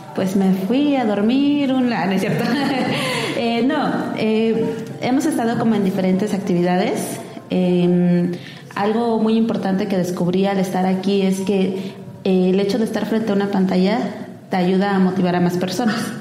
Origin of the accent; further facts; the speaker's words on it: Oaxaca, Mexico; soy oaxaqueña, es mi tierra